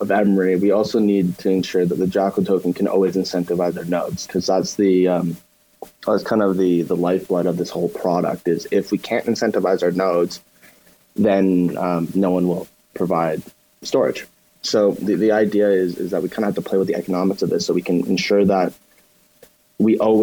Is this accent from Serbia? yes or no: no; Canada; we come from Canada